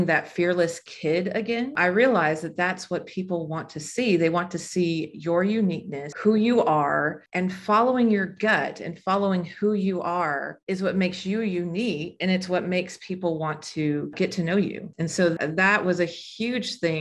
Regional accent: Las Vegas, Nevada, United States; I'm from Las Vegas. When we moved from Las Vegas to North Las Vegas, I went to every single door in my neighborhood

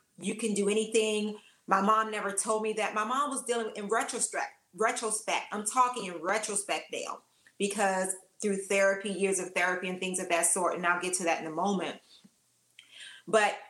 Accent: Washington, District of Columbia, United States; I'm from Washington, D.C., I'm a Washingtonian, born and raised

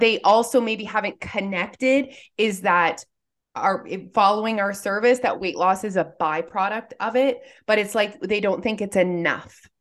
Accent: Canada; we're Canadian

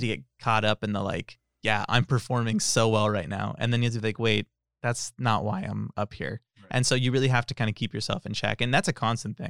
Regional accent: Tracy, California, United States; I'm from Tracy

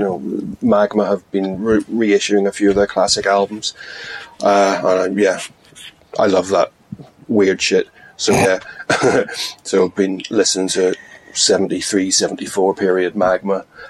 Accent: Belfast, Northern Ireland, United Kingdom; I'm from Belfast. I'm of a certain age where he made the comments.

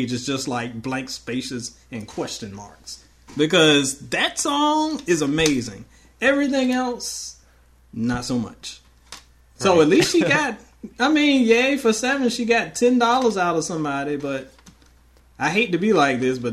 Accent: Portsmouth, Virginia, United States; moved away; also born or lived in Louisville, Kentucky; I am from Virginia. I am from the hometown of …

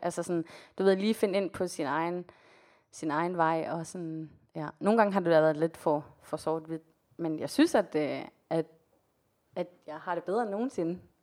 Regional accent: Denmark; also born or lived in Colombia; now in Copenhagen, Denmark

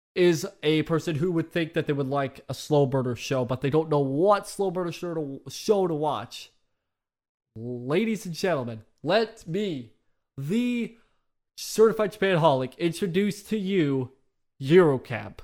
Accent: United States; I've lived in America for all my fucking life

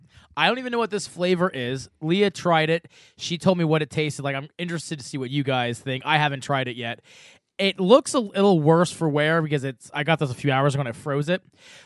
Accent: Berks County, Pennsylvania, United States; We're from Berks County.

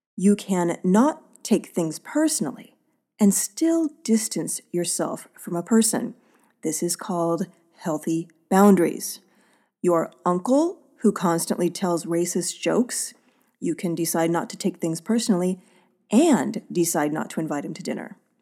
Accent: Oakland, California, United States; my hometown of Oakland

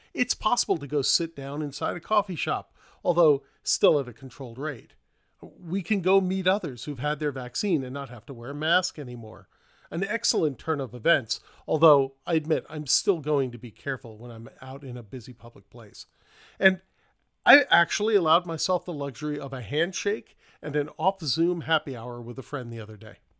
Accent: New York City, New York, United States; moved away; I grew up in New York City

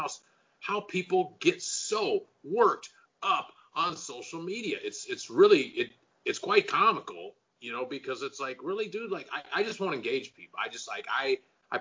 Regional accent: the South, United States; I grew up in the South, and to me, growing up in the South

